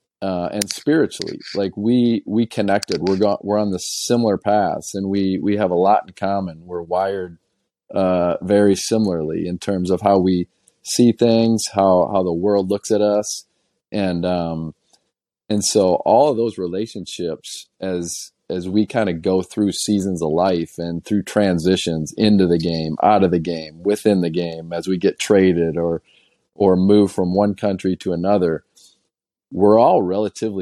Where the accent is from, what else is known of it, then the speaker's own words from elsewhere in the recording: just south of the Wisconsin border, Illinois, United States; I grew up in Illinois. So I was just south of the Wisconsin border, south of Madison, Wisconsin